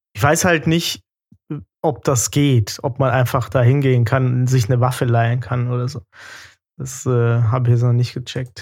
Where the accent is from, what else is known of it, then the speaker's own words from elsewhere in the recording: Germany; ich komme aus Deutschland